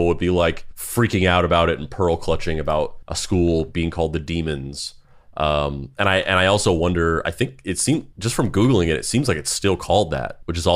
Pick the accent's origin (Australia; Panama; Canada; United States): United States; Dexter, New Mexico; now in New York, United States; I was also from New Mexico growing up, and I moved to New York instead of California.